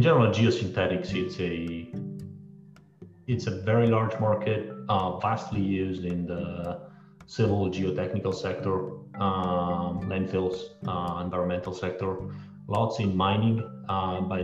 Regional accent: Italy; moved away as an adult; also born or lived in Illinois / New York City / Washington, District of Columbia, United States; now in Florida, United States; born and raised in Italy

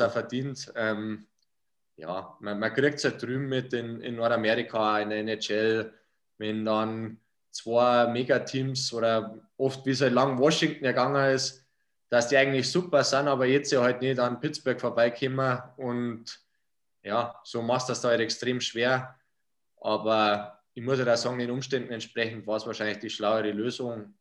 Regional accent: Bad Heilbrunn, Bavaria, Germany; Bad Herbrunn, wo ich herkomme

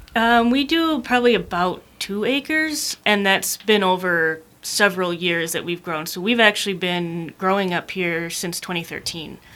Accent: Calumet, Michigan, United States; moved away as an adult; also born or lived in Colorado; I'm from Calumet originally

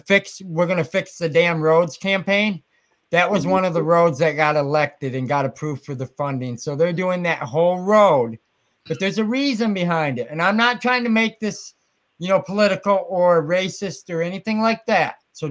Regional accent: Muskegon, Michigan, United States; I'm from Muskegon.

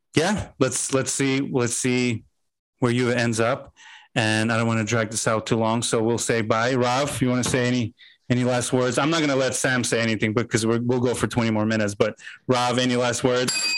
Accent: Azerbaijan; now in United States

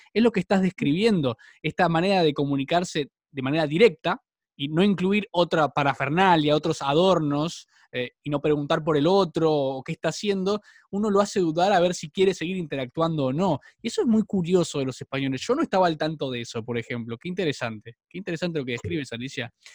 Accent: Argentina; yo soy argentino

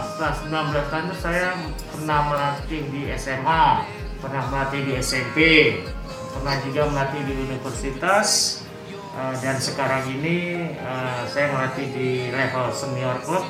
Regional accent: Jakarta, Indonesia; moved away as an adult; now in Makassar, Indonesia; Saya lahir di Jakarta dua- empat puluh satu tahun yang lalu

